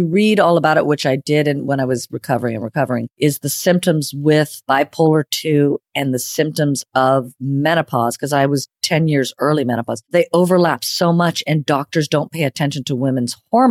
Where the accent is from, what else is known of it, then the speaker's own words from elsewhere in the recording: Panama City Beach, Florida, United States; also born or lived in Madrid, Spain; I was born in Madrid, Spain. I'm a citizen of the world. And yet I was raised in Florida, Panama City Beach, the spring break capital of the world.